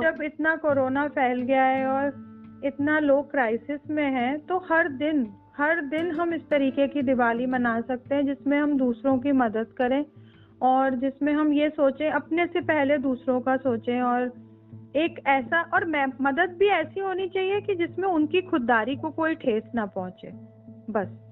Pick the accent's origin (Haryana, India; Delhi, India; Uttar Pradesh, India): Uttar Pradesh, India; Meerut; मैं मेरठ से हूँ मेरी मदर मेरठ में रहती हैं